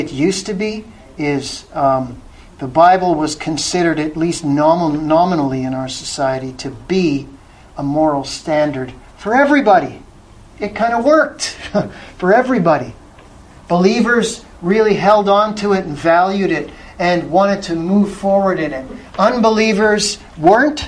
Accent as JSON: {"language": "English", "country": "Canada"}